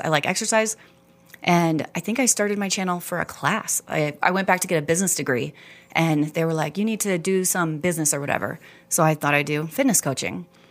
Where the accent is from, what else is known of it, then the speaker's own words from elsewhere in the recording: Texas, United States; moved away as an adult; also born or lived in Houston / Dallas; now in Rexburg, United States; Born and raised in Texas, Houston, Dallas